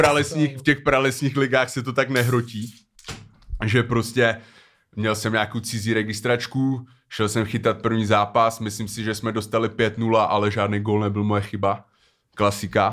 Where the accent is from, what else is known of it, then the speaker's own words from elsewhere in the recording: Cheb, Karlovy Vary Region, Czechia; moved away; když jsem ještě bydlel v Chebu, protože já pocházím z Chebu